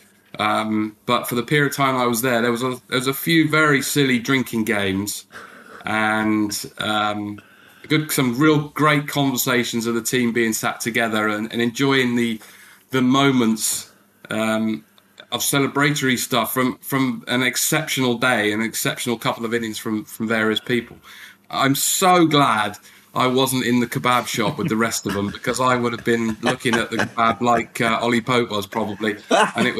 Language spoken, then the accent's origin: English; England, United Kingdom